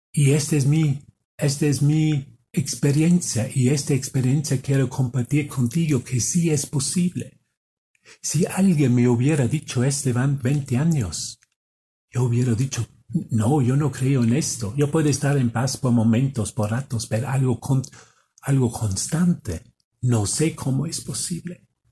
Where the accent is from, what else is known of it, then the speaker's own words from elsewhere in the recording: Austria; moved away; Yo soy de Austria. Y vengo aquí, vengo aquí a México